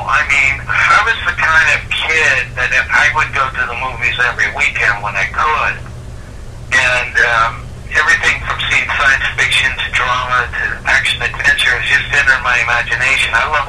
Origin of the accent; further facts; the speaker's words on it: San Francisco Bay Area, Northern California, United States; growing up in Northern California back in the 70s